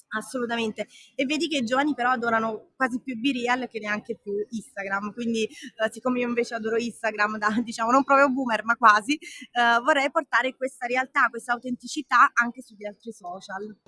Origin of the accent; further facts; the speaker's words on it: Salerno, Campania, Italy; vengo da Salerno